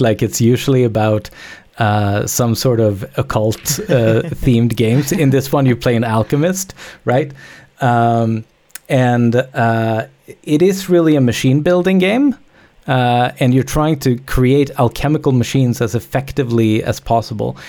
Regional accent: Sweden; moved away; also born or lived in Canada; I'm from Sweden originally, but I, I, I moved, uh, a long time ago.

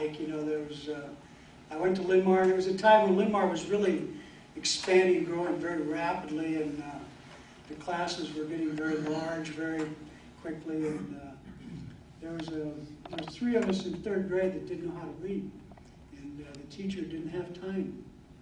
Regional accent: Marion, United States; I've lived in Marion all my life

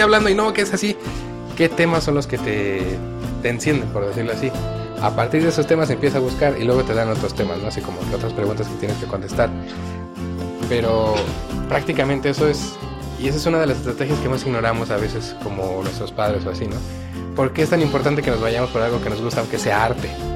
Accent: Mexico; seguimos siendo mexicanos

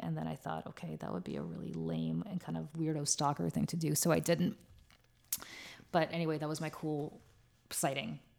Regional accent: Moscow, Russia; moved away; I was born in Moscow, um, which is in Russia

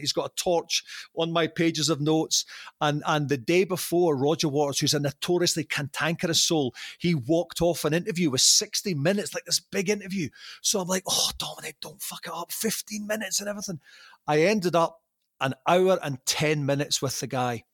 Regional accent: Arbroath, Scotland, United Kingdom; accent: Doric; moved away as an adult; also born or lived in Nova Scotia, Canada / Glasgow; now in Canada; my hometown

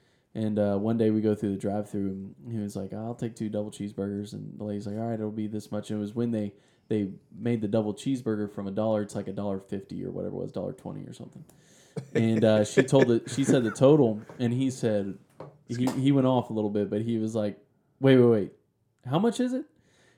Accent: Hinesville, Georgia, United States; also born or lived in Alabama / Kansas; But I lived down there for a little bit, went to Kansas, went back to Fort Stewart, but lived in Hinesville.

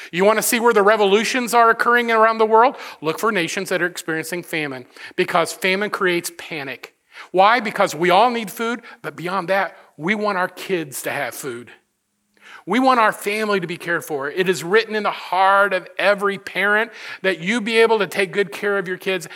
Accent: United States; I am grateful to have been born in this country of, of, of just amazing opportunity

